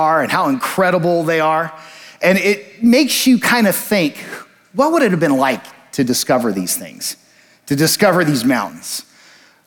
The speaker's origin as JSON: {"language": "English", "region": "Colorado", "country": "United States", "tie": "born or raised there", "said": "I have some Texas roots, even though I grew up in Colorado"}